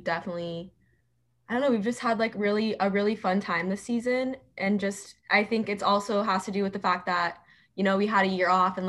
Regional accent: Phoenix, Arizona, United States; I'm local, so I've lived in Arizona my entire life, and I am from Ahwatukee, so that's probably about 25 minutes away from the Tempe campus, and that's where I grew up

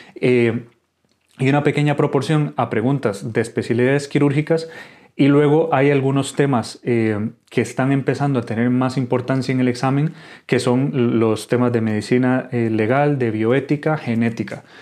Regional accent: Costa Rica; moved away as an adult; now in Spain; soy médico de Costa Rica, actualmente residente de urología aquí en España

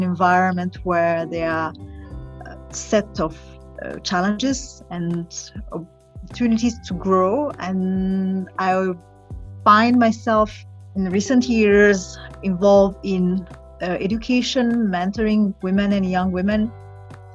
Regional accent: Burundi; I was exposed to nature, to travel through my father when I was growing up in Burundi. So I was given an opportunity to discover my country

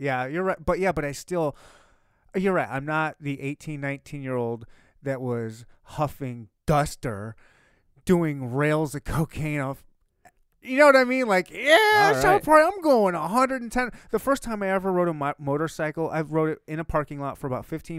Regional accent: Michigan, United States; I actually like the cold. I was born and raised in Michigan. Cold don't faze me.

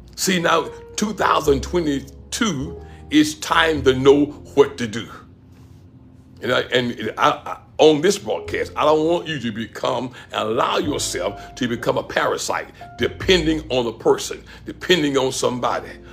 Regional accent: Pensacola, Florida, United States; moved away as an adult; also born or lived in Gadsden, Alabama; my hometown, Pensacola, Florida

